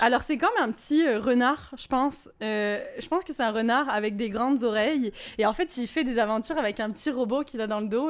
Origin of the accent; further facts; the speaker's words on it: Nice, Provence-Alpes-Côte d'Azur, France; now in Quebec City, Canada; c'est vers chez moi. Je, viens de Nice